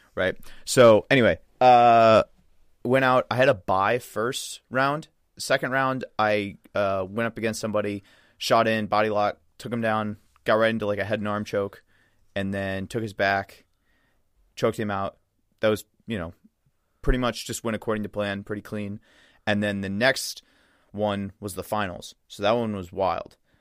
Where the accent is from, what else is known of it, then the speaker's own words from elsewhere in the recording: Midwest, United States; another Midwesterner